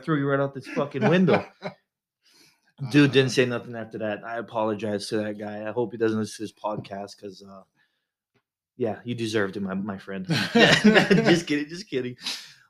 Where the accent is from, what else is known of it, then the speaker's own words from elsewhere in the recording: Waianae, Hawaii, United States; accent: pidgin; now in Oregon, United States; born and raised Waianae, Hawaii.